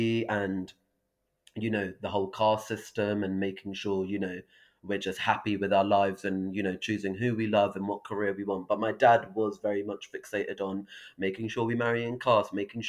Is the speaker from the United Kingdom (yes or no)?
yes; Brighton, South East England, United Kingdom; we're from Brighton